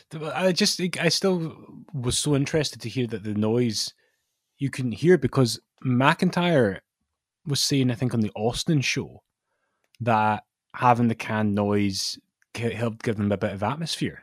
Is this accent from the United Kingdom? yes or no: yes; Scotland, United Kingdom; being a Scottish wrestling fan in our lifetime